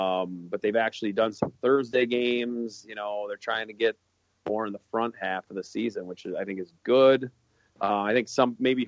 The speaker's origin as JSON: {"language": "English", "town": "Minneapolis", "region": "Minnesota", "country": "United States", "said": "I was like, yeah, I'm kind of jealous that I was from Minneapolis."}